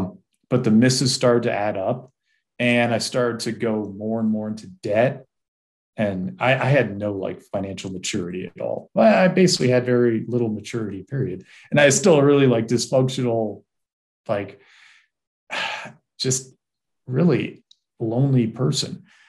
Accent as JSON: {"language": "English", "region": "East Coast", "country": "United States", "tie": "born or raised there", "said": "And I grew up on the East Coast, grew up in a family that was pretty devoid of love and really with parents that were not equipped to raise a child."}